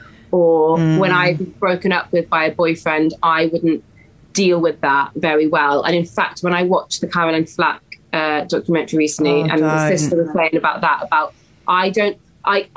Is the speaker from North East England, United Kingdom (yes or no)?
no; West Wales, United Kingdom; moved away; this baby was not going to stay in West Wales